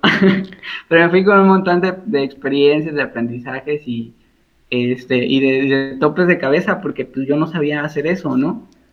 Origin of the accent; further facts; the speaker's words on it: Veracruz, Mexico; moved away as an adult; also born or lived in Mexico City; Yo soy veracruzano, soy jarocho y egresado orgullosamente de la Universidad Veracruzana